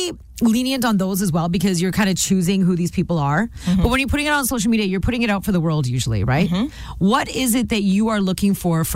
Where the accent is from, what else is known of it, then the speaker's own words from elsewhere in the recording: Canada; My parents were immigrants from India. I'm first generation Canadian